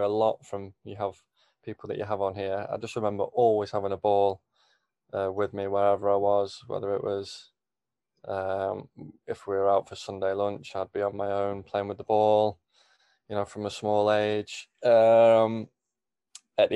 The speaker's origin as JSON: {"language": "English", "town": "Rode Heath", "region": "North West England", "country": "United Kingdom", "tie": "born or raised there", "said": "I grew up in Roadheath, which is obviously really near Alsager"}